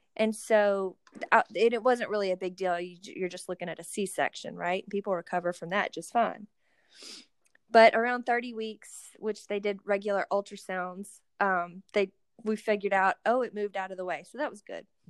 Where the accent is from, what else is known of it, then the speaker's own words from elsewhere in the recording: Athens, Georgia, United States; We are both from the Athens, Georgia area